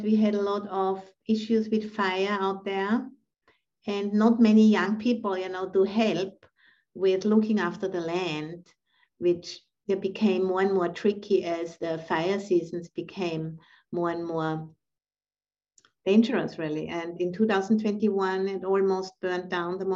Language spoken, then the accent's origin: English; Austria; moved away as an adult; also born or lived in Thailand / England / San Francisco; now in United States; I'm originally from Austria